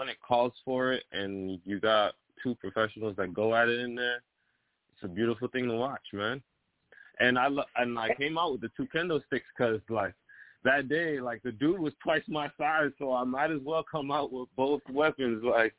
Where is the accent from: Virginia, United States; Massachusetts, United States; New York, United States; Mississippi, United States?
New York, United States; Brooklyn; also born or lived in Belize / South Texas; Well, I'm originally from Brooklyn, New York. That's where I was born. My parents are missionaries, and I did go to high school in Belize.